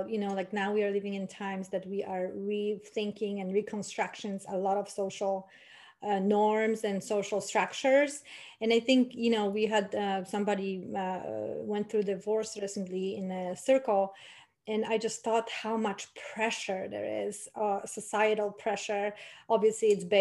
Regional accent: Poland; I come from Poland

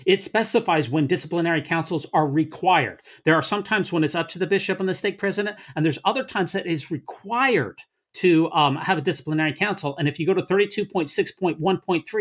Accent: Salt Lake City, Utah, United States; I grew up in Salt Lake City

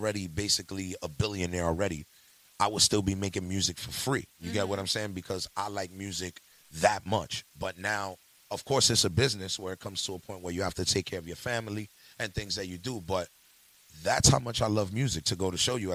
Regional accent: New York City, New York, United States; I'm from the Bronx, New York

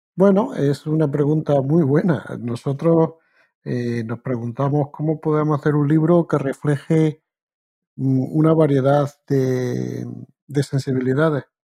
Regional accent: Spain; moved away as an adult; also born or lived in Granada; now in Canada; yo soy español de origen

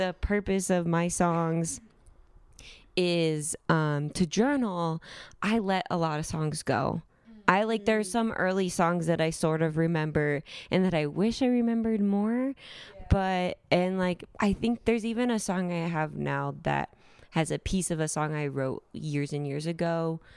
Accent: California, United States; moved away as an adult; now in Denver, United States; I moved to Denver. I'm from California. I moved to Denver for my master's

